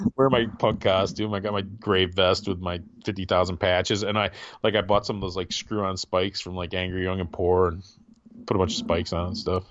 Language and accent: English; Wisconsin, United States; now in Grand Rapids, United States; I, did most of my growing up in Wisconsin, and my family was here in the Grand Rapids area